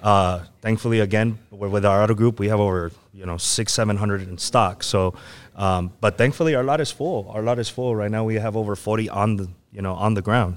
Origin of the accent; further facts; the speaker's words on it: El Paso, Texas, United States; I'm from the Lower Valley. I was originally, uh, Bel Air area. So, um, yeah, I mean, I'm always here in El Paso